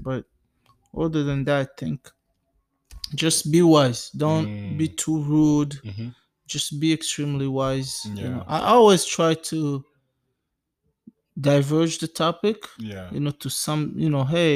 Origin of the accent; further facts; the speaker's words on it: DR Congo; now in United States; we are from the Democratic Republic of Congo, from Africa